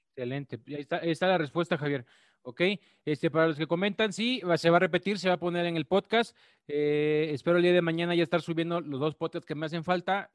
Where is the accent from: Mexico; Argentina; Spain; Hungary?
Mexico; las personas que somos de México